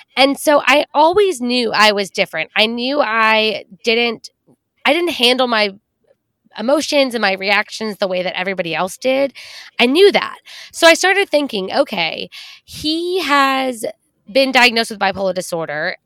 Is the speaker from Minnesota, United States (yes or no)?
no; Texas, United States; growing up in Texas, where women are supposed to be polite and quiet and not make a scene